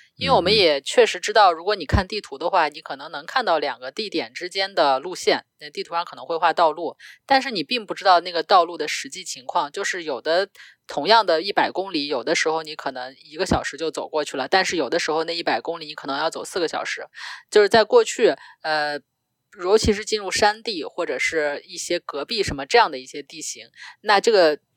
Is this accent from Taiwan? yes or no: no; China; first language Chinese; 我，一个中国人